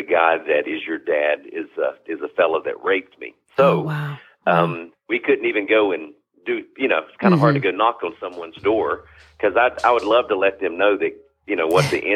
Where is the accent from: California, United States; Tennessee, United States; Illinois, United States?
Tennessee, United States; Kingsport; now in North Carolina, United States; I was born in Kingsport